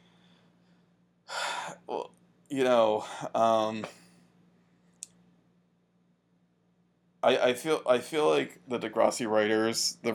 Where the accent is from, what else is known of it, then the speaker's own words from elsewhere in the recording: United States; my hometown was close enough to, like, you could see New York City across the bay